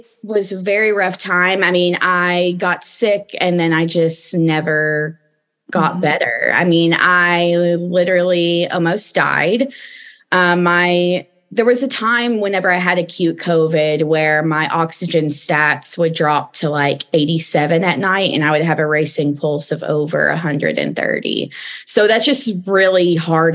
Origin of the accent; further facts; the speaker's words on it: East Tennessee, United States; moved away as an adult; also born or lived in Los Angeles, United States; I am originally from East Tennessee